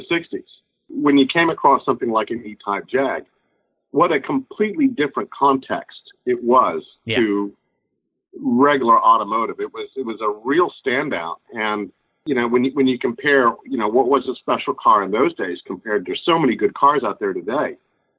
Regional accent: West Virginia, United States; growing up in West Virginia

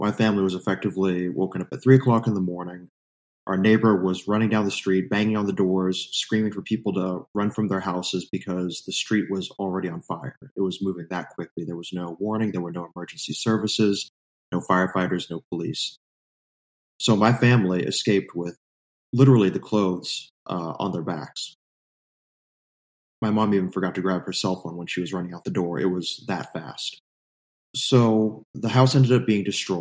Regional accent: Santa Rosa, California, United States; I was born and raised in California, grew up in the North Bay, Santa Rosa

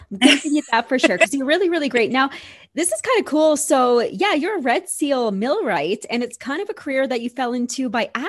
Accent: Manitoba, Canada; I'm from Manitoba.

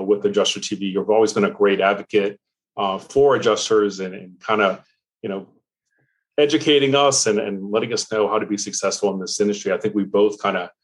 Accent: New Orleans, Louisiana, United States; I grew up in New Orleans, Louisiana

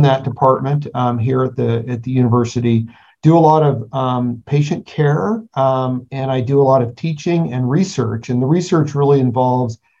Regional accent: California, United States; born and raised in California

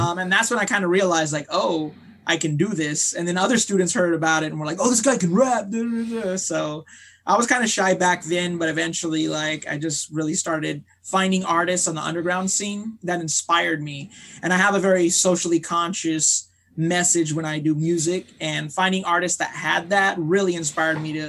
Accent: Long Beach, California, United States; I was born in Long Beach, California

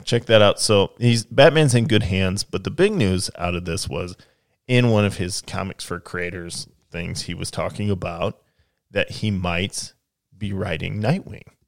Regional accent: United States; I'm an American

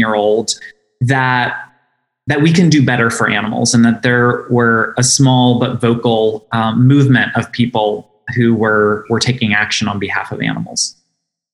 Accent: St. Paris, Ohio, United States; our little village of St. Paris, Ohio, population of less than 2,000 people. And like most people who grew up in rural environments

